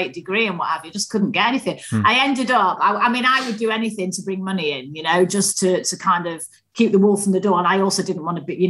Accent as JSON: {"language": "English", "town": "Manchester", "region": "North West England", "country": "United Kingdom", "tie": "born or raised there", "accent": "Mancunian", "said": "I grew up in Manchester"}